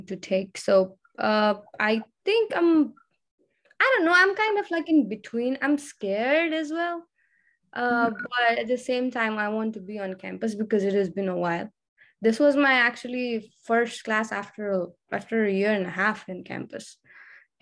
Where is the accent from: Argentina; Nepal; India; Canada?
Nepal; now in Texas, United States; I'm from Nepal